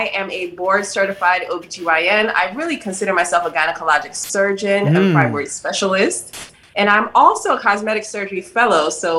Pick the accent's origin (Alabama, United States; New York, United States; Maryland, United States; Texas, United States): Maryland, United States; Salisbury; moved away as an adult; also born or lived in Georgia / North Carolina / New Jersey; I grew up in Maryland, Salisbury, Maryland, a small city close to Ocean City, Maryland.